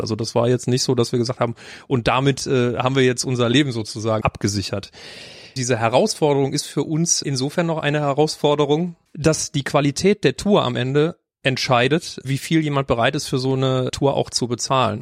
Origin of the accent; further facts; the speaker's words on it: Mönchengladbach, North Rhine-Westphalia, Germany; moved away as an adult; now in Cologne, Germany; Ich bin auch nicht in Köln geboren. Ich komme gebürtig aus Mönchengladbach.